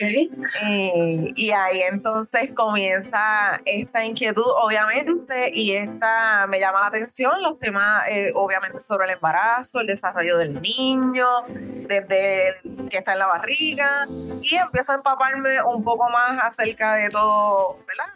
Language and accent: Spanish; Puerto Rico; yo soy de Puerto Rico